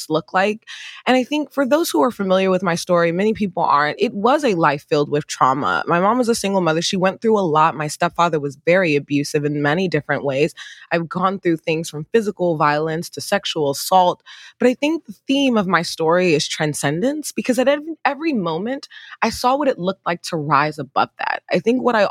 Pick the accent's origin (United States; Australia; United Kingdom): United States; Riverdale, Maryland; also born or lived in Nigeria; We lived in a one-bedroom apartment in Prince George's County over in Riverdale